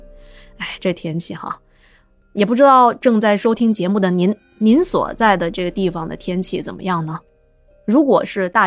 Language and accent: Chinese; Guangdong, China; 我老家和六月六有关的一些民间的传说。在潮汕地区